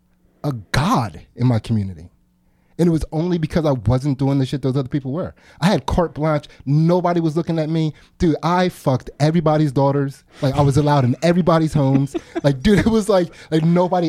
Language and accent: English; United States; we're American